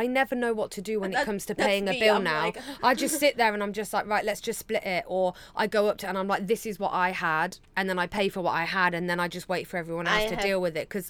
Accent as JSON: {"language": "English", "region": "England", "country": "United Kingdom", "moved": "yes", "lives_now": "Taiwan", "said": "So with English English people"}